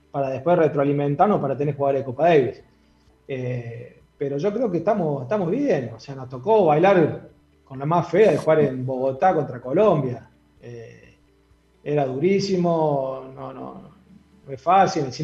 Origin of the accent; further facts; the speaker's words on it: Argentina; sabemos cómo somos los argentinos